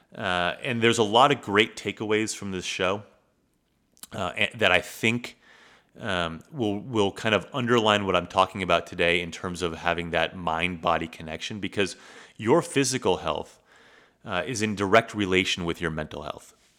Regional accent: United States; growing up in the United States

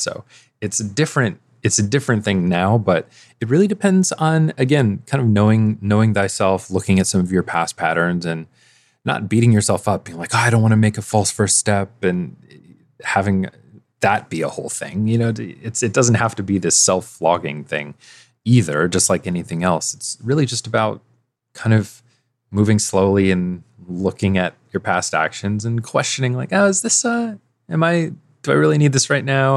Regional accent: Midwest, United States; I'm from the Midwest

